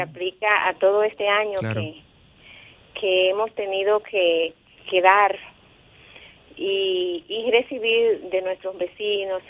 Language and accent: Spanish; Puerto Plata, Dominican Republic; also born or lived in Santo Domingo; soy de Puerto Plata. Estoy en Santo Domingo en este momento